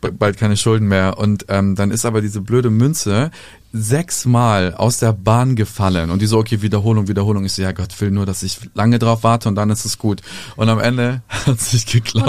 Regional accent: Serbia; bei uns in Serbien

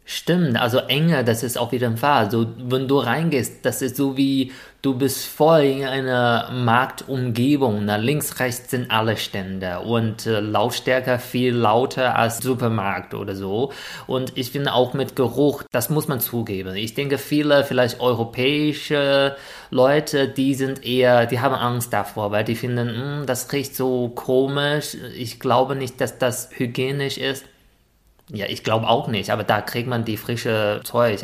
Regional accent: China; German is a second language; moved away; als Chinese

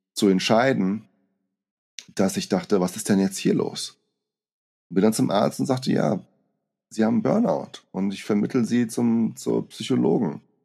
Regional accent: Brazil; moved away; als kleiner Junge in Brasilien

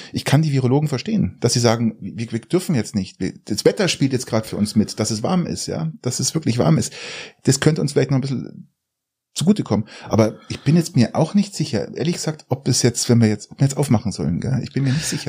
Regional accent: Garmisch-Partenkirchen, Bavaria, Germany; Ich komme aus Garmisch

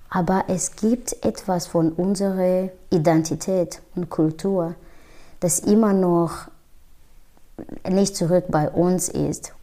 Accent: Rwanda; first language Kinyarwanda; German is a second language; moved away as an adult; now in Germany; ich bin in Ruanda geboren, aufgewachsen

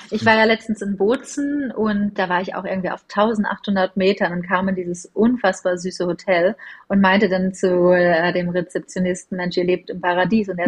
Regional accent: Northern Germany, Germany; Du, tatsächlich als Norddeutsche bin ich der Skifahrer, obwohl ich die Snowboarder viel, viel cooler finde.

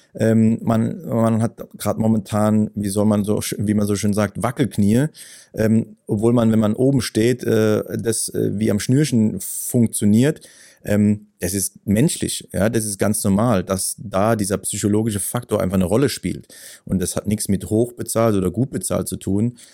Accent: Ketsch, Baden-Württemberg, Germany; bei uns in Ketsch, in dem Heimatort

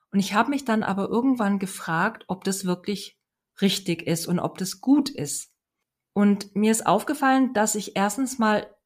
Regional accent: Hesse, Germany; ich komme aus Hessen und habe Hochdeutsch gelernt und bin dann nach Baden-Württemberg gekommen

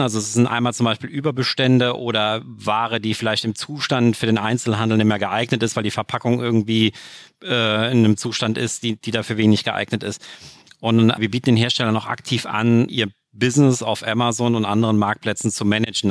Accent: Saarland, Germany; bei uns im Saarland

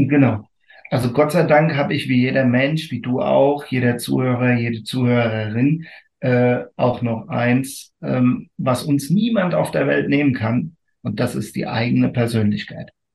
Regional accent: Rotenfels area, Rhineland-Palatinate, Germany; Und das ist meine Heimat

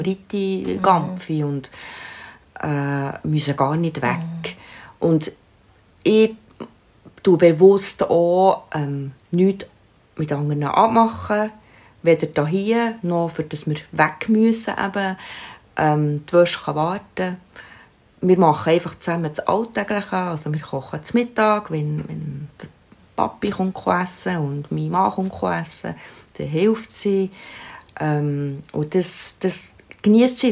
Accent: Switzerland; bei uns in der Schweiz

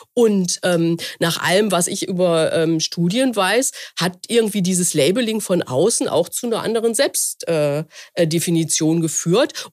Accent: Essen, North Rhine-Westphalia, Germany; ich komme ja aus dem Ruhrgebiet, mhm. äh, ähm, äh, dort, da ist ja in Essen, meiner Heimatstadt

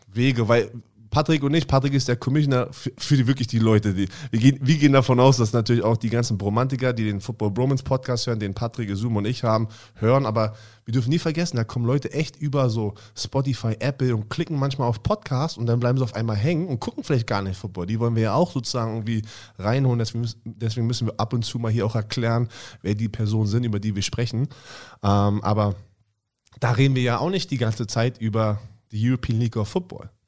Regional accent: Berlin, Germany; Ich bin gerade bei mir äh, vorbeigefahren, wo ich aufgewachsen bin.

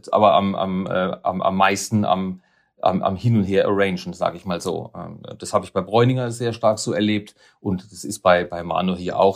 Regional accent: Karlsruhe, Baden-Württemberg, Germany; moved away as an adult; also born or lived in Neckarsulm; now in Basel, Switzerland; Ich bin Karlsruher

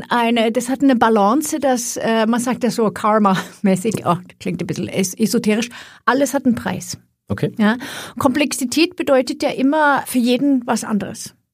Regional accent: Sweden; German is a second language; ich komme aus Schweden, wer sich über meinen Akzent wundert

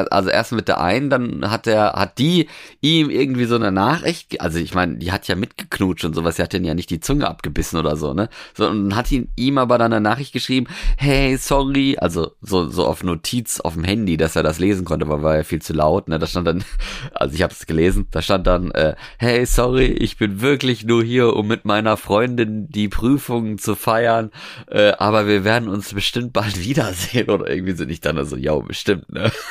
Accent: Norway; ich bin ja jetzt in Norwegen quasi aufgewachsen

